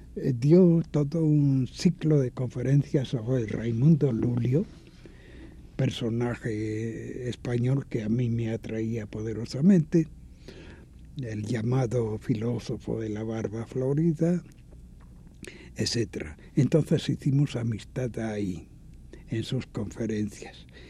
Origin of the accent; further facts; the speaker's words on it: Mexico; moved away; also born or lived in Mallorca, Spain; soy hijo de una república, soy mexicano